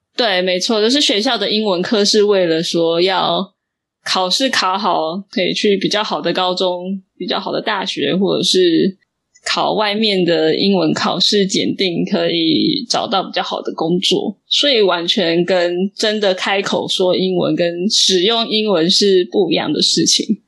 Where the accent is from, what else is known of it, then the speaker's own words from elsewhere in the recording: Taiwan; 大部分的台湾人其实就是跟我妹一样